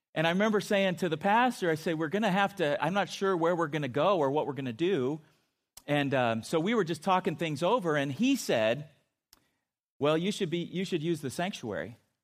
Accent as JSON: {"language": "English", "town": "Chula Vista", "region": "California", "country": "United States", "tie": "born or raised there", "said": "I grew up in San Diego, and, uh, in a, my hometown of Chula Vista"}